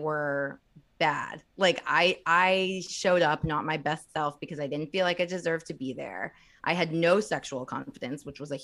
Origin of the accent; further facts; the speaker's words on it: Bloomington, Indiana, United States; I'm from Indiana. I'm from Bloomington, Indiana